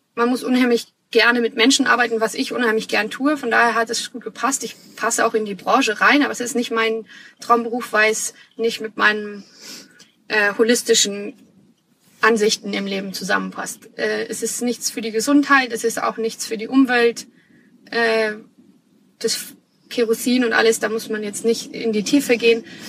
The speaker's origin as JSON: {"language": "German", "town": "Munich", "region": "Bavaria", "country": "Germany", "tie": "born or raised there", "also_born_or_lived": "Australia", "said": "Ich komme gebürtig aus München, bin ein Münchner Kindel"}